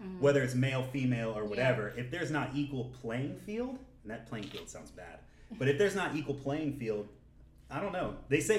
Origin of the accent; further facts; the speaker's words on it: Atlanta, Georgia, United States; I'm from Atlanta.